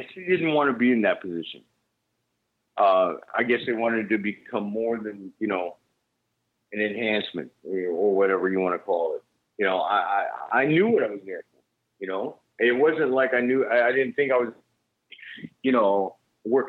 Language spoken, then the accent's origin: English; United States; I'm Japanese for real, but I'm not from Japan. I mean, you know, right. I'm born in the States